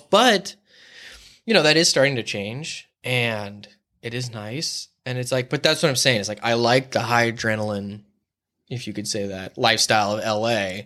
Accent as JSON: {"language": "English", "town": "La Mesa", "region": "California", "country": "United States", "tie": "born or raised there", "moved": "as an adult", "lives_now": "Los Angeles, United States", "said": "I grew up in La Mesa by Mount Helix"}